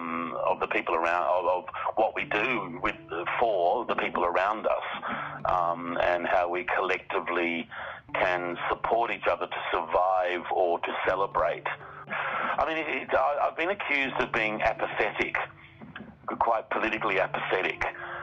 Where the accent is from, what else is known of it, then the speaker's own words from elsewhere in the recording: Perth, Western Australia, Australia; moved away as an adult; now in Mumbai, India; I was born in Perth, Western Australia. I always just considered myself an Australian artist. Purely by accident ended up in Mumbai, India, and embraced it quite quickly and quite immediately.